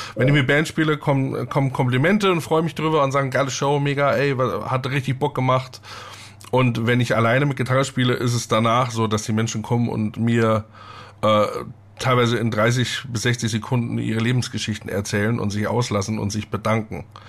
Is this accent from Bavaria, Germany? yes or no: yes; southeastern Upper Bavaria, Germany; Ich komme ja aus dem Südostoberbayern